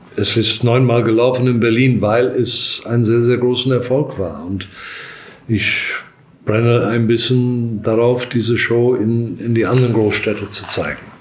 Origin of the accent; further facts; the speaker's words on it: South Africa; also born or lived in Durban, South Africa; now in Germany; ich komme aus Südafrika